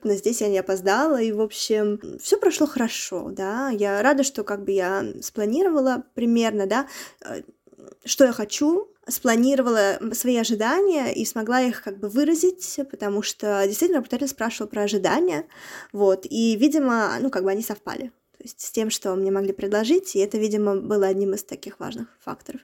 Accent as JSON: {"language": "Russian", "region": "Nizhny Novgorod Oblast", "country": "Russia", "moved": "as an adult", "lives_now": "Luxembourg", "said": "я из маленького города, да, еще раз я из Нижегородской области"}